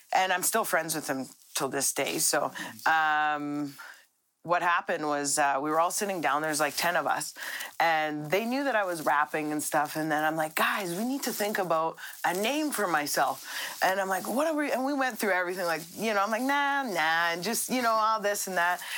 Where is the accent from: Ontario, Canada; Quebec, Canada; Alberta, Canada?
Alberta, Canada; Red Deer; I'm from Red Deer